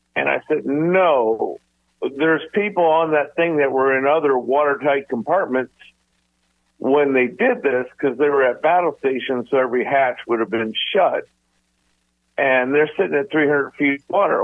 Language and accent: English; Groton, Connecticut, United States; I grew up in Groton, Connecticut